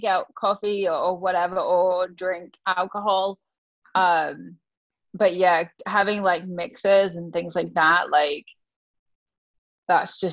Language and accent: English; England, United Kingdom; I'm from England